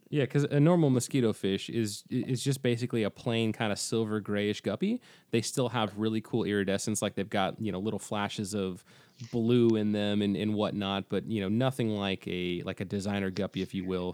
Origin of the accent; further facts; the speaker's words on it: Pacific Northwest, United States; I'm from, you know, I'm from the Pacific Northwest